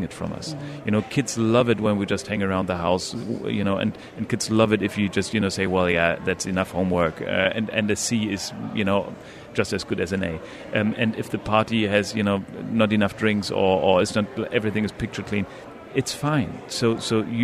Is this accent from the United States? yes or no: no; Northern Germany, Germany; moved away as an adult; now in UAE; I'm from Northern Germany